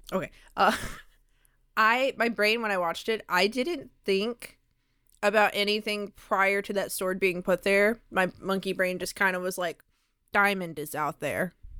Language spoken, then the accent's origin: English; Mississippi, United States; moved away; I came from Mississippi. There weren't many, many resources there